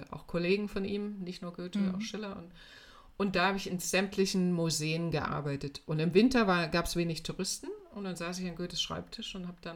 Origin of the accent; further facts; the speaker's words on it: Weimar, Thuringia, Germany; ich bin äh, in Weimar aufgewachsen und zwar zu einer Zeit, als das noch DDR war.